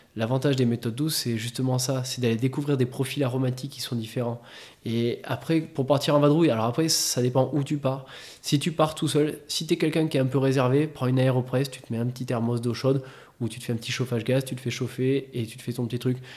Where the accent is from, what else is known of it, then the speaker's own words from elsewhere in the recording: Clermont-Ferrand, Auvergne-Rhône-Alpes, France; à Clermont, voilà, on est des Auvergnats